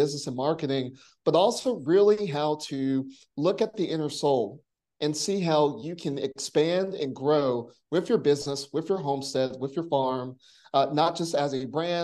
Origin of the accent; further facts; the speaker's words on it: Monroe, North Carolina, United States; I was born and raised in Union County, Monroe, North Carolina, and I was exposed to like country living, but not farming